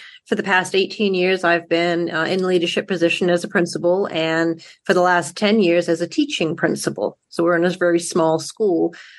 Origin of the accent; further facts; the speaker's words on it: Washington County, Maine, United States; I moved back to Washington County and started teaching high school science. And then from there, I moved to an elementary school in my hometown.